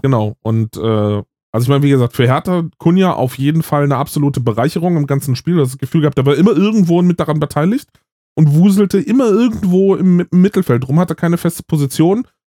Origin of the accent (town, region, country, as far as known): Berlin, Germany; born or raised there; moved away